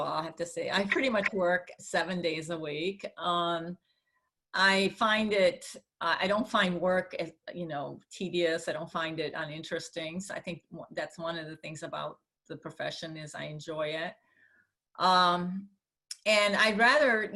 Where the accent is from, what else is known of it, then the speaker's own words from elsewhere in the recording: California, United States; I'm a Californian through and through